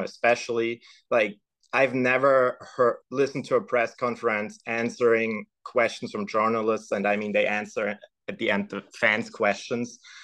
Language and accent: English; Stuttgart, Baden-Württemberg, Germany; moved away as an adult; now in Midwest, United States; I was born and raised in Germany. Actually, I was born in Stuttgart and raised just a couple miles outside of it